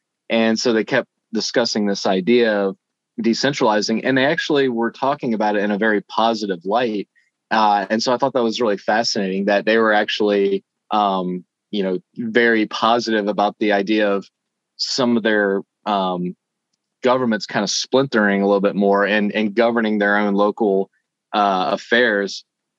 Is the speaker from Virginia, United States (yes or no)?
yes; Shenandoah Valley, Virginia, United States; I grew up in the Shenandoah Valley. I'm just a country boy. I didn't get out a whole lot.